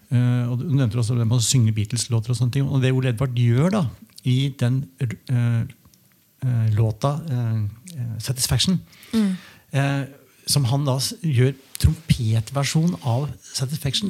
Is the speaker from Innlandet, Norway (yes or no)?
yes; Hamar, Innlandet, Norway; Jeg har vokst opp på Hamar sjøl